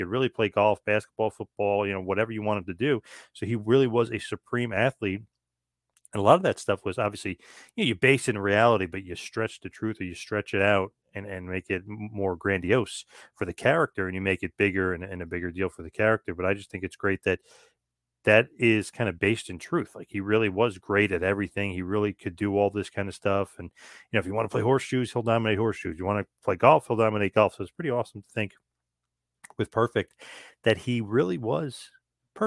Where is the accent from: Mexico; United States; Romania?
United States; Asbury Park, New Jersey; my hometown of Asbury Park, New Jersey